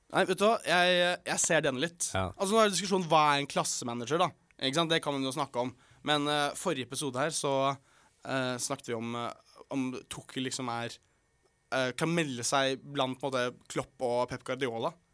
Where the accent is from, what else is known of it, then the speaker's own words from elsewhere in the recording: Oslo, Norway; en fra Oslo